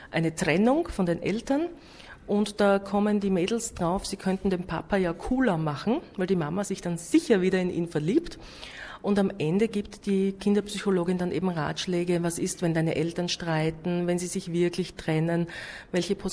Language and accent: German; Styria, Austria; Peter Rosecker war ein sehr berühmter Heimatdichter bei uns in Österreich, in der Steiermark, eben wo ich auch zu Hause bin, war er äh, her.